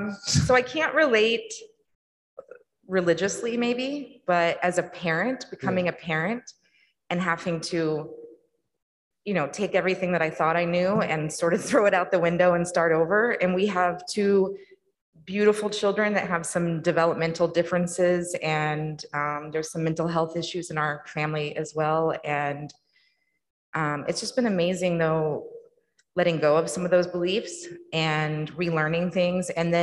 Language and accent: English; Missouri, United States; growing up in Missouri